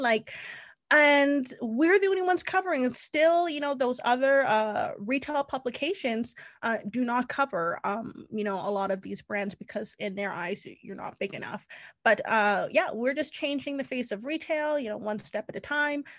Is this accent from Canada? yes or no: yes; Canada; I am Canadian